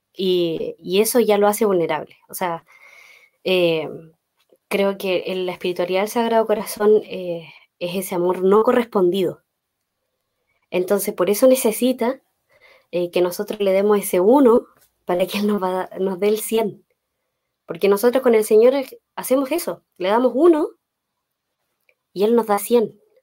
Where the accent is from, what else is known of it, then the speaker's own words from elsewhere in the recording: Los Ángeles, Biobío, Chile; soy de Los Ángeles, ahí está mi familia